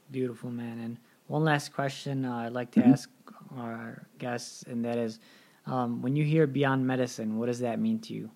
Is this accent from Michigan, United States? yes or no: yes; Detroit, Michigan, United States; also born or lived in Pittsburgh area, Pennsylvania; now in Pittsburgh, United States; I'm from Detroit